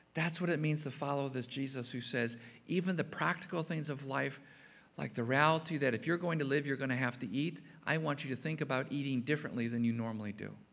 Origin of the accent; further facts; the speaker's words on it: Chicago, Illinois, United States; growing up in Chicago